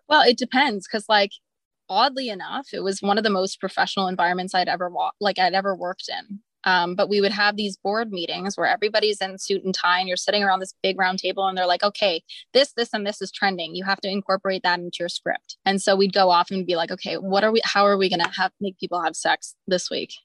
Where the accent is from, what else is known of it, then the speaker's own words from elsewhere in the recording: Montreal, Quebec, Canada; I'm from Montreal. I grew up in a really musical household